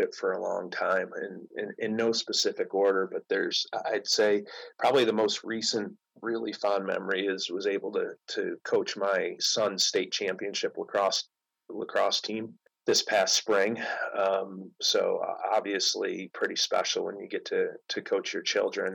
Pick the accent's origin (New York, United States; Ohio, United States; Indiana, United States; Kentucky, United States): New York, United States; Syracuse; I grew up in outside Syracuse